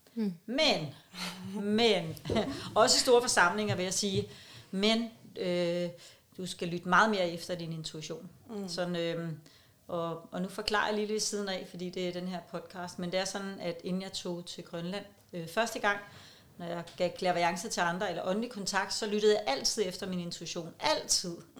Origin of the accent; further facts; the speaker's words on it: Copenhagen, Capital Region of Denmark, Denmark; jeg er københavner